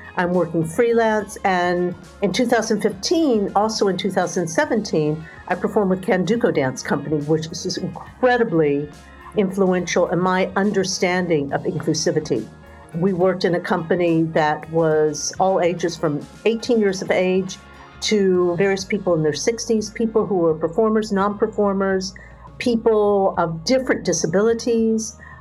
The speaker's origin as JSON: {"language": "English", "country": "United States", "tie": "born or raised there", "also_born_or_lived": "United Kingdom / Singapore", "moved": "as an adult", "said": "I grew up in the United States"}